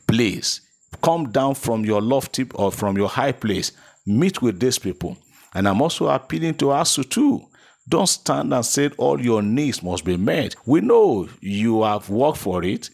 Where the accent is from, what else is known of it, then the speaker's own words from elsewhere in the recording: Nigeria; as a Nigerian